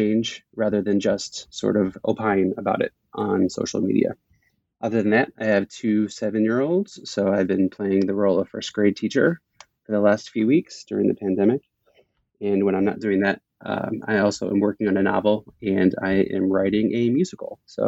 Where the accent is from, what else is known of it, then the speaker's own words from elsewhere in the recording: Midwest, United States; Thank you, Christina, for having us on the podcast. I am a Midwesterner, and I spent most of my life here in the Midwest